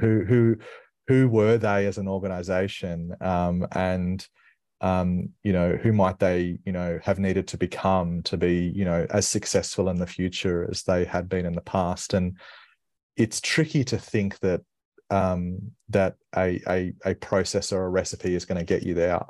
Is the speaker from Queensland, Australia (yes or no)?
yes; Brisbane, Queensland, Australia; I grew up in Brisbane